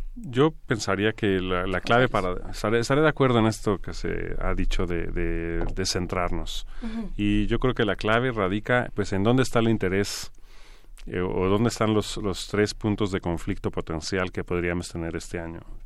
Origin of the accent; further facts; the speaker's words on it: Mexico; como mexicano